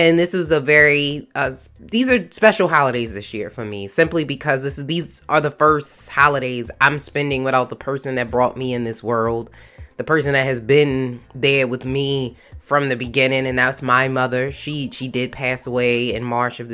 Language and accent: English; Maryland, United States; my home state of Maryland